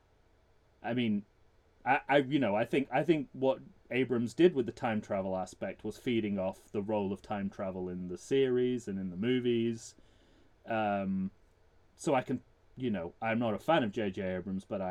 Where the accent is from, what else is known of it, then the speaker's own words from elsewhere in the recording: United Kingdom; when I was growing up on British TV